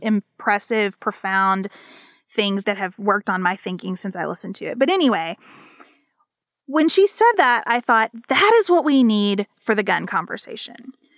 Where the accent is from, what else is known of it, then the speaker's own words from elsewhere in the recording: United States; as an American citizen